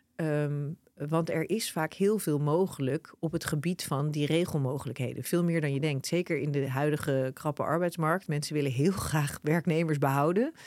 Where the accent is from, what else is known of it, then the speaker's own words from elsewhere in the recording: Netherlands; wij als Nederlanders